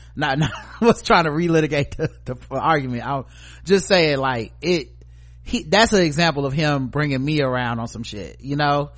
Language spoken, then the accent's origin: English; North Carolina, United States; I live in North Carolina